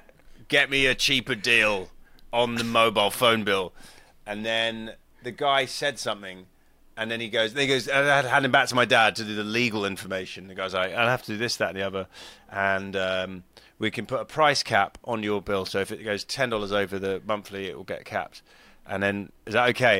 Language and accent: English; United Kingdom; moved away as an adult; now in California, United States; being British